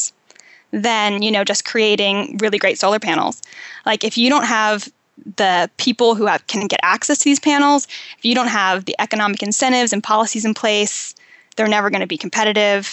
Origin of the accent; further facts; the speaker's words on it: Western Maryland, United States; also born or lived in Pittsburgh, Pennsylvania / Namibia; now in San Diego, United States; I grew up in Western Maryland, and I was raised pretty middle class